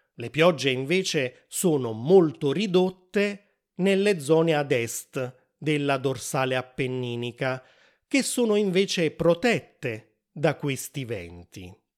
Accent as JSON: {"language": "Italian", "town": "Naples", "region": "Campania", "country": "Italy", "tie": "born or raised there", "said": "Napoli, che è anche il capoluogo della regione e la città dove sono nato"}